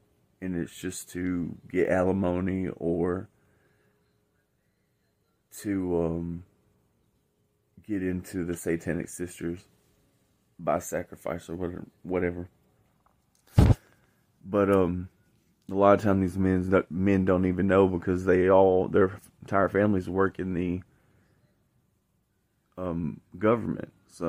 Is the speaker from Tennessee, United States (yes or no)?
yes; Shelbyville, Tennessee, United States; I was actually born in Bedford County, Tennessee, at Bedford County Union, I mean Bedford County Hospital off Union Street, May 16, 1987. I'm from Tennessee.